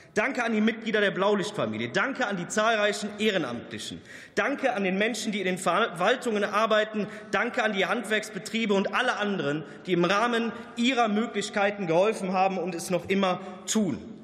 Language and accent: German; Germany; Ich bin am Rhein aufgewachsen